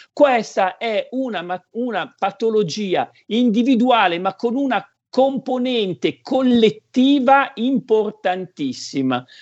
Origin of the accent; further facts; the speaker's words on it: Codogno, Lombardy, Italy; ti chiedevano da dove arrivi, da Codogno